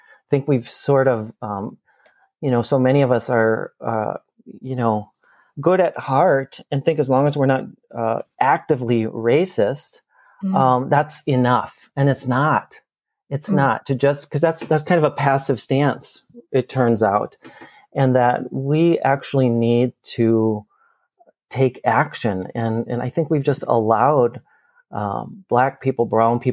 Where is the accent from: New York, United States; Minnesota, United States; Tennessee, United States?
Minnesota, United States; Minneapolis; here in my hometown of Minneapolis